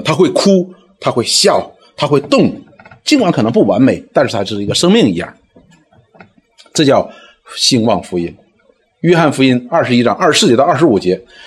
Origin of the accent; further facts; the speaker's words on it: Northeast China, China; 我们东北人叫大妖母